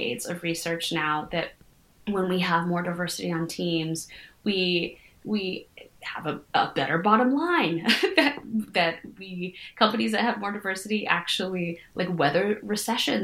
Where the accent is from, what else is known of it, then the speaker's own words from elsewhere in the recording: United States; my experience of being an American is both like being a privileged person